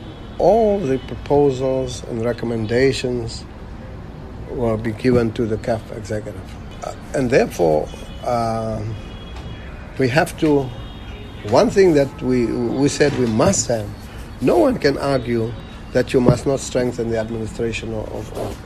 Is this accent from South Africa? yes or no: yes; Eastern Cape, South Africa; I come from the Eastern Cape